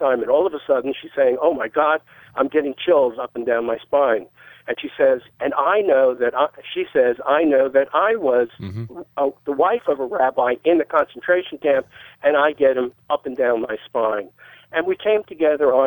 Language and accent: English; New York, United States; I grew up in New York